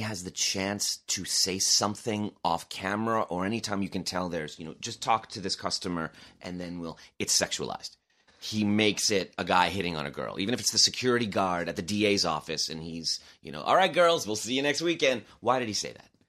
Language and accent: English; Long Island, New York, United States; I was from Long Island.